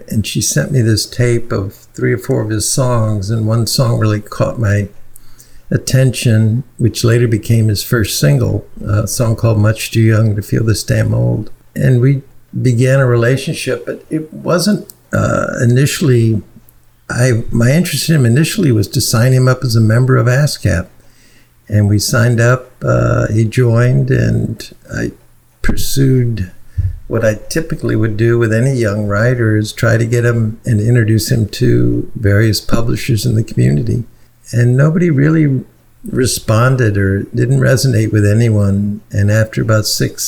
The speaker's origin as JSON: {"language": "English", "town": "St. Louis", "region": "Missouri", "country": "United States", "tie": "born or raised there", "also_born_or_lived": "Selma, Alabama / Nashville, Tennessee", "moved": "as an adult", "said": "I grew up in the Midwest, St. Louis, went to school there in the University of Missouri"}